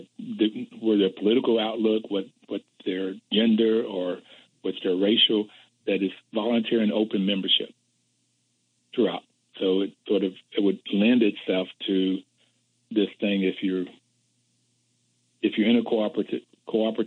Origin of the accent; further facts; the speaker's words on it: Bluefield, West Virginia, United States; growing up in Bluefield, West Virginia